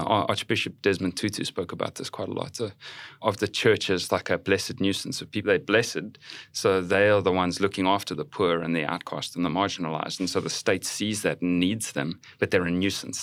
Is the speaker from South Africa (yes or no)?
yes; South Africa; moved away as an adult; now in United States; I'm from South Africa.